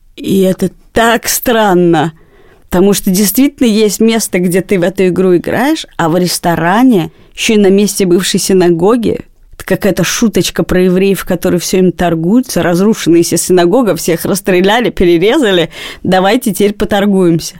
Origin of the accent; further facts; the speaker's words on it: Moscow, Russia; все детство провела на Даниловском рынке, потому что я жила и живу рядом с ним.